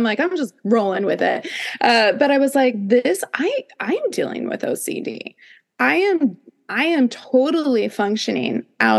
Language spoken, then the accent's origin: English; Midwest, United States; I grew up in the Midwest.